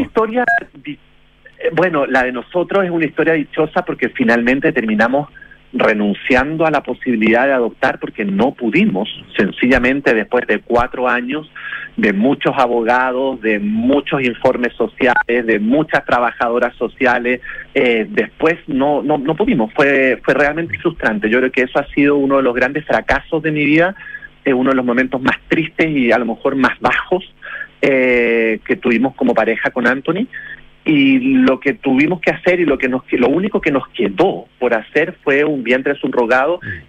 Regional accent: Chile; now in Florida, United States; como chilenos

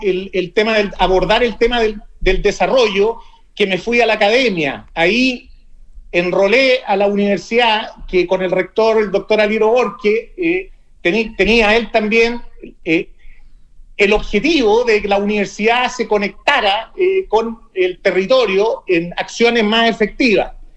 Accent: Santiago, Santiago Metropolitan Region, Chile; yo soy de Santiago

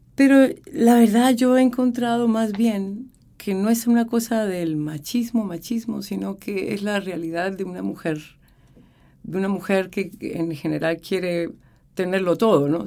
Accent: Colombia; moved away as an adult; now in Chile; estaba haciendo dirección coral muy poca en, Colombia. Estaba terminando mi carrera de teoría musical.

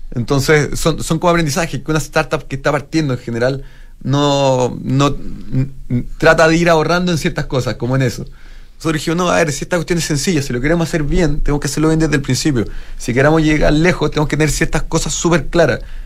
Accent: Chile; como chilenos

